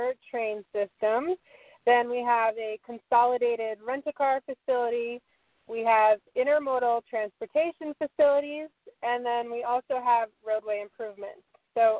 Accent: Southern California, United States; Born and raised in Southern California

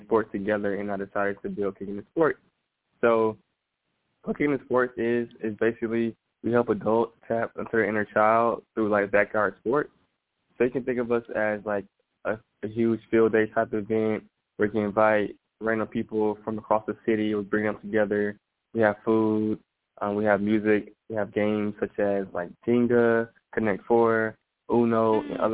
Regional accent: Atlanta, Georgia, United States; I grew up in Atlanta, Georgia

